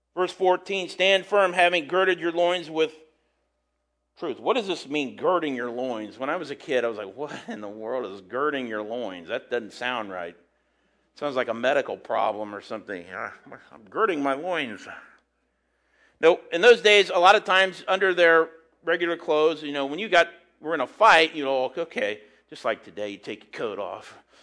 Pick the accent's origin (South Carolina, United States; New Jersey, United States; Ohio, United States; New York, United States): Ohio, United States; St. Paris; People where I'm from